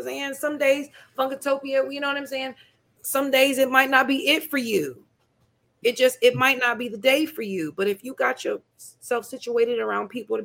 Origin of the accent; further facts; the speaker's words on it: Peoria, Illinois, United States; now in Chicago, United States; my hometown Peoria